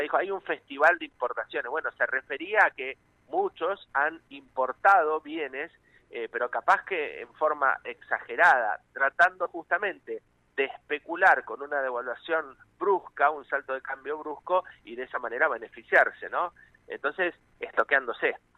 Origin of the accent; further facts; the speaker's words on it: Argentina; cómo somos los, los argentinos y las argentinas